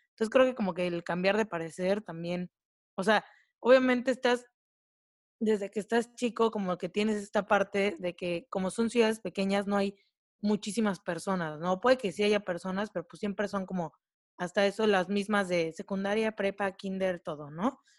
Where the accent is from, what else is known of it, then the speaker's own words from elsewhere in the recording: Córdoba, Veracruz, Mexico; moved away as an adult; also born or lived in Puebla; tanto Clau como Camino, que vienen de Cancún, y yo vengo de Córdoba, que venimos de ciudades que son más pequeñas que Puebla